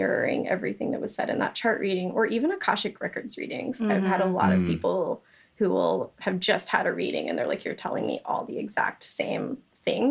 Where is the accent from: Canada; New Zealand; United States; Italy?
United States; Georgia; I'm from Georgia